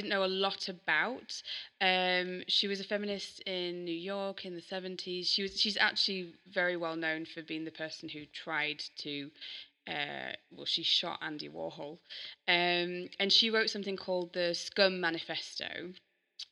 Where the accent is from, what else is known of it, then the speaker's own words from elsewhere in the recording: Yorkshire and the Humber, United Kingdom; I'm from Yorkshire.